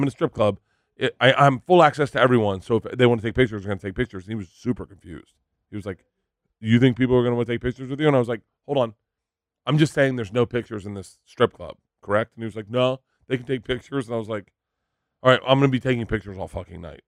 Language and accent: English; Florida, United States; growing up in Florida